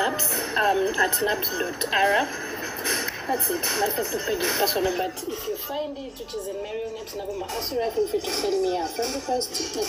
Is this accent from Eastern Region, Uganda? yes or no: no; Mukono, Central Region, Uganda; I grew up in Mukono.